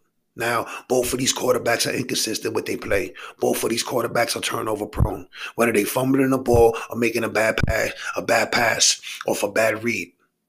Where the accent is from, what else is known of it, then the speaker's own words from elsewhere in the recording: New York City, New York, United States; I'm a New Yorker. Born and raised